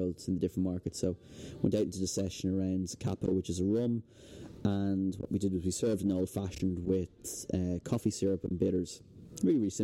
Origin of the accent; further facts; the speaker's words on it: Dublin, Leinster, Ireland; also born or lived in Ventry, Kerry / Melbourne; I grew up in Dublin at a different time